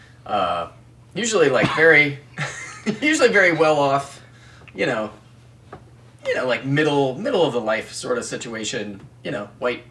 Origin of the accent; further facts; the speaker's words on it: United States; I am an American, white, cisgendered male